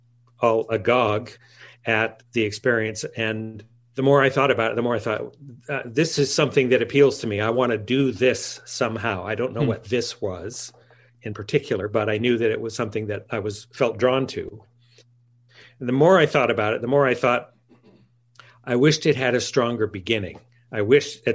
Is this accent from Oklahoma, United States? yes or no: no; Fullerton, California, United States; I grew up in Fullerton, California, which is about 6 miles north of Disneyland